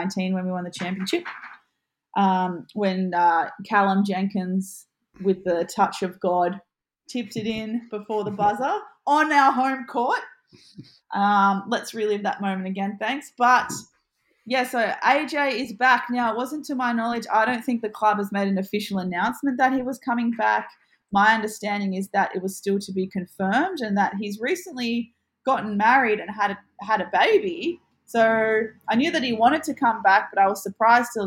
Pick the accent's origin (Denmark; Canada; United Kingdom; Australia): Australia; Central Coast, New South Wales; born or raised there